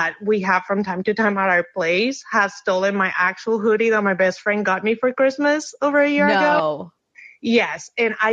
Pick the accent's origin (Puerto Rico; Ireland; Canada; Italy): Puerto Rico; now in United States; I'm originally from Puerto Rico, but I've been living in the States for like 17 years